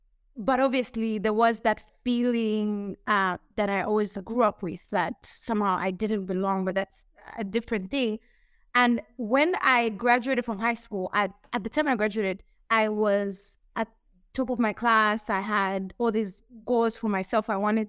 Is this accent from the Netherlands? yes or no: no; Burundi; also born or lived in Zambia; now in Kigali, Rwanda; I'm from Burundi. I'm Burundian. I'm currently based in Rwanda. And I've lived, I'd say majority or maybe half of my life in Zambia.